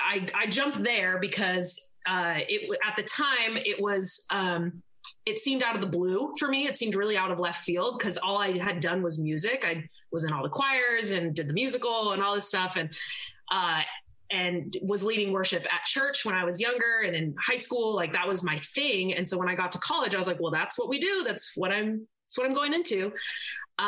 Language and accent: English; Seattle, Washington, United States; I am actually in my hometown. So I'm in the Seattle-ish area